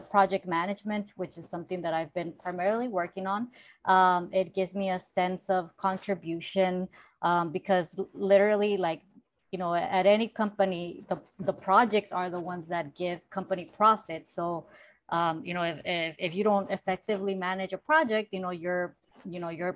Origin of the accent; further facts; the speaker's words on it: Los Angeles, California, United States; I was raised in South Central Los Angeles